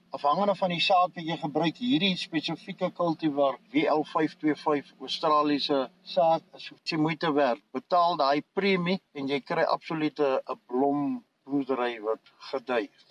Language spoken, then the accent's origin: Afrikaans; South Africa; also born or lived in Potchefstroom district, North West; now in Potchefstroom, South Africa; ek het in die Karoo groot geword tussen Hollison en Vryseburg. Dis so in die middel tussen Kalvinia en Beaufort West